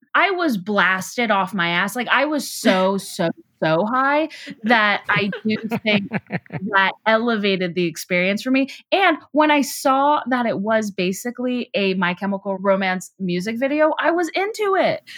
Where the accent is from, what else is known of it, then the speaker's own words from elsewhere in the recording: Houston, Texas, United States; moved away; also born or lived in Chicago; I'm Jewish and I grew up in Texas